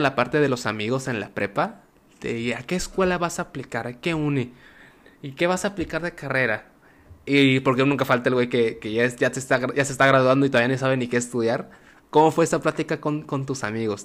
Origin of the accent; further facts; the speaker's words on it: Tabasco, Mexico; yo soy tabasqueño